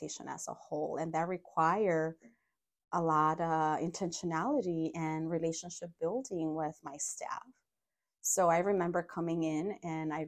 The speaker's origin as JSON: {"language": "English", "town": "Los Angeles", "region": "California", "country": "United States", "tie": "born or raised there", "also_born_or_lived": "Mexico", "moved": "as an adult", "lives_now": "Madison, United States", "said": "And then I grew up in LA. My family migrated to the US when I was 7."}